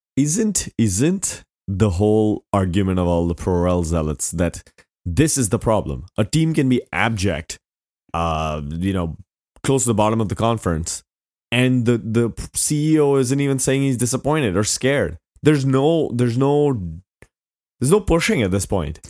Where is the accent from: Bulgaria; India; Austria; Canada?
India; moved away; I grew up in India